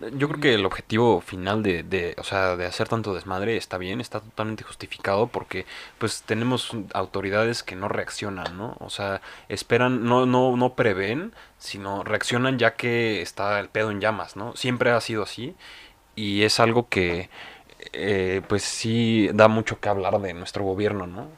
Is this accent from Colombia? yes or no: no; Mexico; como mexicanos